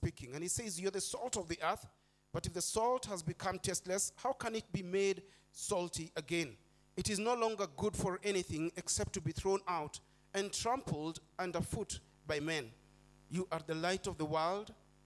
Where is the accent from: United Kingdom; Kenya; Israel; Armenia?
Kenya; Nairobi; I'm born and bred in Eastlands